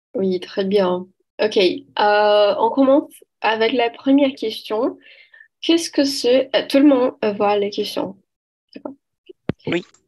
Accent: Belo Horizonte, Minas Gerais, Brazil; French is a second language; je viens de Belo Horizonte, à Minas Gerais

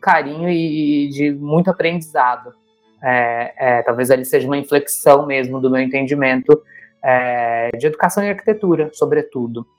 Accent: interior of Minas Gerais, Brazil; fiz muitos anos de teatro num, num grupo, em alguns grupos, escolas de teatro é, no interior de Minas Gerais, onde eu nasci

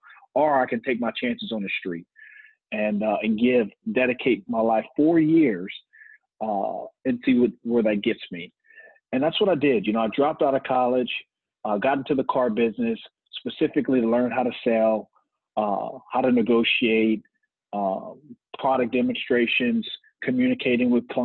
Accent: Lafayette, Louisiana, United States; I'm born and raised in Lafayette, Louisiana, and been here all my life

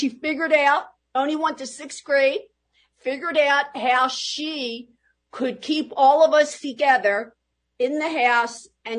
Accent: Philadelphia, Pennsylvania, United States; If they even landed at Ellis Island, they all came that following day right here to Philadelphia, South Philadelphia, and that's where the entire family lived.

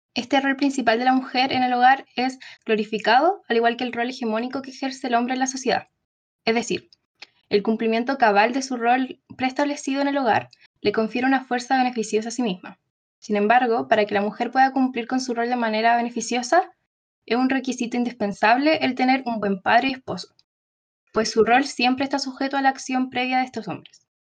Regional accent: Valparaíso, Chile; also born or lived in Madrid, Spain; now in Santiago, Chile; la mitad de mi vida he vivido en Valpo, así que soy porteña, de corazón aunque sea

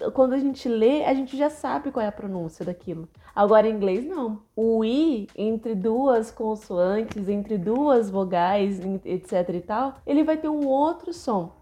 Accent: São Paulo, Brazil; muitos amigos meus, né, que somos de São Paulo

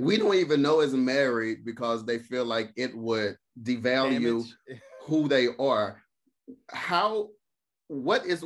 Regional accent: Mississippi, United States; I'm from Mississippi

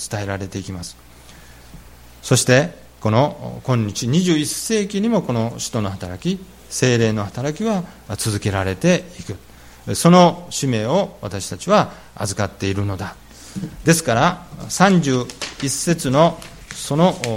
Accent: Japan; moved away; also born or lived in California, United States; 日本に生まれ日本に育ち

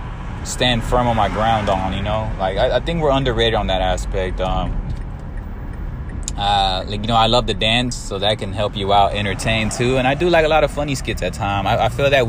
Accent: San Antonio, Texas, United States; I'm from San Antonio, Texas

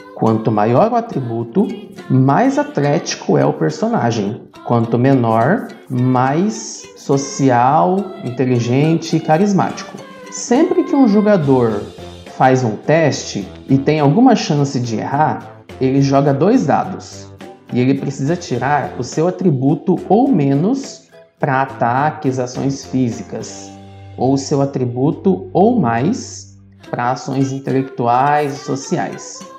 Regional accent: Paraná, Brazil; now in Petrolina, Brazil; moro no Brasil, em Pernambuco, Petrolina. Apesar disso, eu sou paranaense

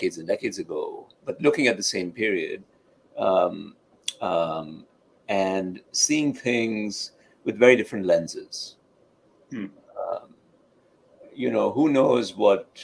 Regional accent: India; now in United States; someone like me growing up in India, or as an immigrant to this country

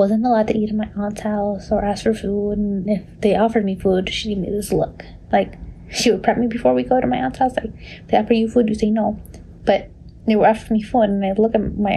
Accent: Long Island, New York, United States; I was born and raised in Long Island, New York as a Salvadoran American

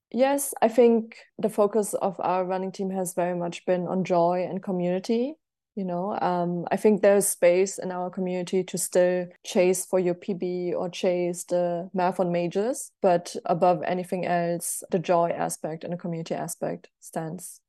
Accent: Germany; also born or lived in United States; I'm also from Germany

